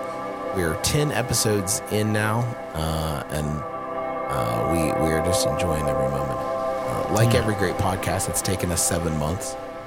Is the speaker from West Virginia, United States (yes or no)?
yes; Huntington, West Virginia, United States; a food bank here in my hometown of Huntington, West Virginia.